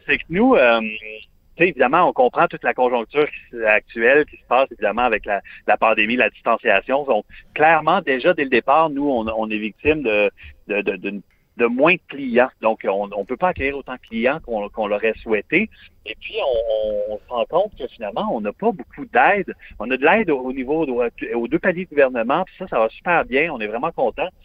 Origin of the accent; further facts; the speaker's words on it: Montreal, Quebec, Canada; je suis montréalais à 100